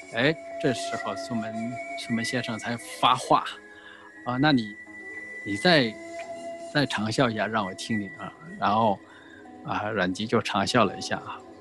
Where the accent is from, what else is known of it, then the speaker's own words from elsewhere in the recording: Puyang, Henan, China; 我是生活在农村啊，是一个河南叫仓节故里，我出生在仓节 造字的地方啊， 就是长久文化之乡， 河南濮阳南乐县